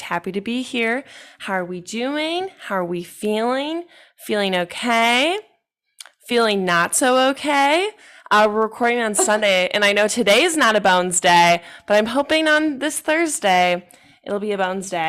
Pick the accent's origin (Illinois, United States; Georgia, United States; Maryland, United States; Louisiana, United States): Illinois, United States; Chicago; also born or lived in Champaign-Urbana, Illinois; I'm from Chicago